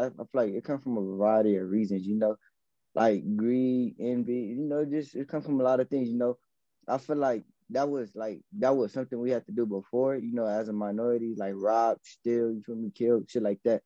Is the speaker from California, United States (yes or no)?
yes; Los Angeles, California, United States; I'm from L.A., I'm from Watts